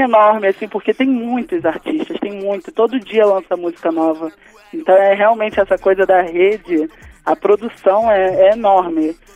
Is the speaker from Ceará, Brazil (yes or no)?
no; Rio de Janeiro, Brazil; lá na minha favela, mesmo sendo no centro do Rio, o, o Estado praticamente não existia